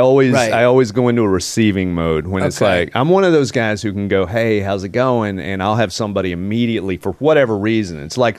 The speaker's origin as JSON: {"language": "English", "region": "Texas", "country": "United States", "tie": "born or raised there", "moved": "yes", "said": "I'm from Texas, which is close to Oklahoma."}